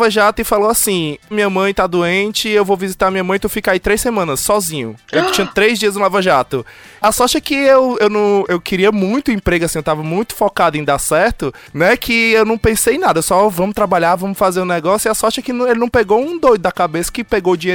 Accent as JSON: {"language": "Portuguese", "region": "Ceará", "country": "Brazil", "accent": "Cearense", "moved": "as an adult"}